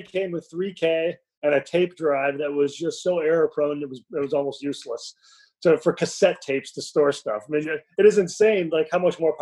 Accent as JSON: {"language": "English", "town": "Tulsa", "region": "Oklahoma", "country": "United States", "tie": "born or raised there", "also_born_or_lived": "Peoria, Illinois / Kirkwood, Missouri", "said": "moved to Tulsa, where I did most of my growing up"}